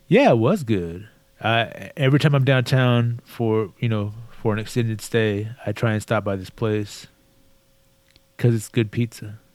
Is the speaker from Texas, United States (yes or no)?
yes; Texas, United States; I was born and raised in Texas. I'm a native Texan